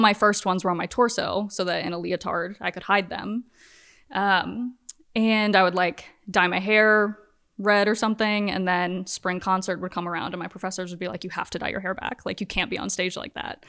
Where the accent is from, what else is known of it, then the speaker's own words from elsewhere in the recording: Virginia, United States; moved away as an adult; now in Los Angeles, United States; I'm from Virginia, but I've been in L A for, like, ten years.